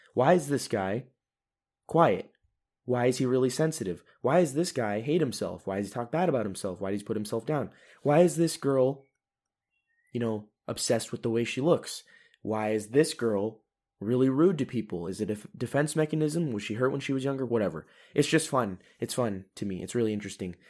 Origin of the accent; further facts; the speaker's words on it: United States; moved away as an adult; now in Europe; as an American